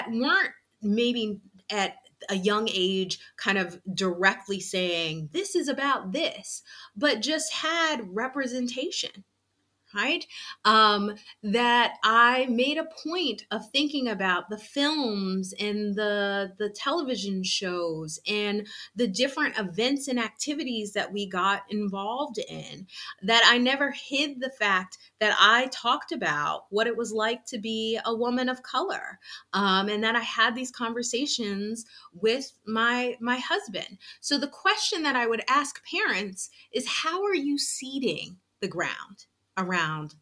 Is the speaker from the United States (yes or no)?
yes; East Coast, United States; we're from the East Coast